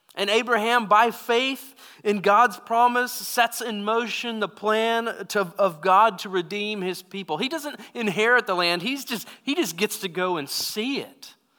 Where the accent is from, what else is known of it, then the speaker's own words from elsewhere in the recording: United States; as American Christians